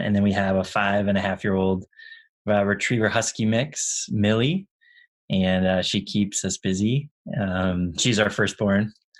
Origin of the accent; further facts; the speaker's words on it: Minneapolis, Minnesota, United States; moved away as an adult; now in Seattle, United States; when we moved back here from Minneapolis, where I grew up